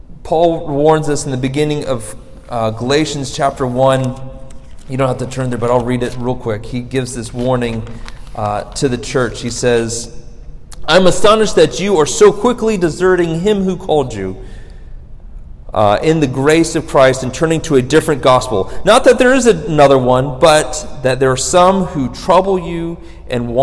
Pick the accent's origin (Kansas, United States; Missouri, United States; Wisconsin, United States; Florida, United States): Florida, United States; I'm from Florida